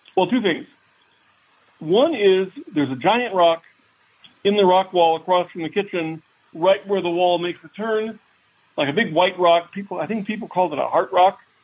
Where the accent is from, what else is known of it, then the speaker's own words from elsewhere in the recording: Fairfax, Virginia, United States; moved away; also born or lived in Alexandria, Virginia / Springfield, Virginia; Fairfax City of not the big Fairfax County. Uh, that, that that was where I grew up